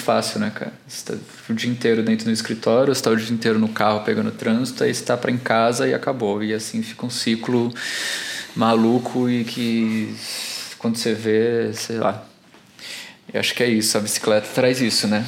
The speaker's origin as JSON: {"language": "Portuguese", "town": "Santos", "region": "São Paulo", "country": "Brazil", "also_born_or_lived": "Alphaville", "moved": "yes", "lives_now": "São Paulo, Brazil", "said": "Eu também não sou de São Paulo, sou de Santos."}